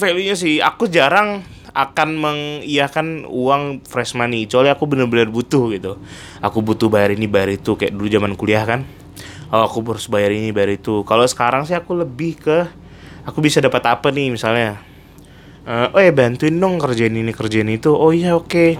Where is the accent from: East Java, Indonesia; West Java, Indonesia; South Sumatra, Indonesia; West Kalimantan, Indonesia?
West Kalimantan, Indonesia; Pontianak; moved away as an adult; also born or lived in Bandung; now in Jakarta, Indonesia; Aku kan besarnya di Pontianak